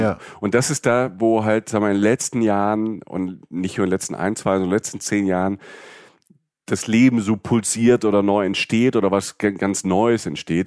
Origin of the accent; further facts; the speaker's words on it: Germany; als Deutsche